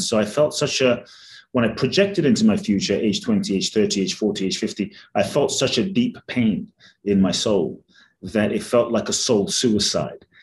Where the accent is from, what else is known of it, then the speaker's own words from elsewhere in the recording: London, United Kingdom; also born or lived in Ghana / Mexico; now in United States; I grew up in London. I live in the US and partly Mexico